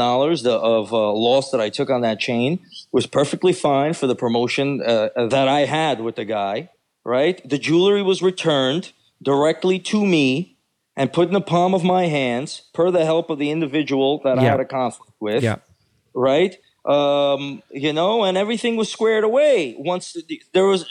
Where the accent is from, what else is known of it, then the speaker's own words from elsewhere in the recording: Baku, Azerbaijan; moved away; I am from Baku, Azerbaijan.